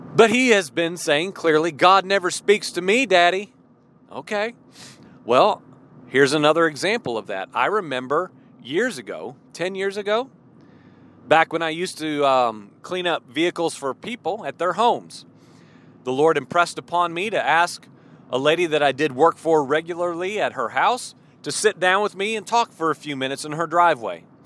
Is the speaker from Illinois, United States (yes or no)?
yes; Illinois, United States; moved away; also born or lived in Georgia; I grew up in Illinois